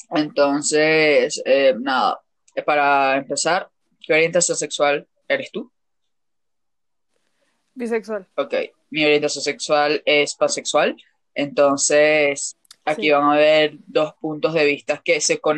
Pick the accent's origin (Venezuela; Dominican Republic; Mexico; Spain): Venezuela; accent: mixed accent of many countries; yo soy venezolana, me conocen. Eh, la pendeja es mexicana, pero igualito yo tengo como un acento mezclado de, muchos países.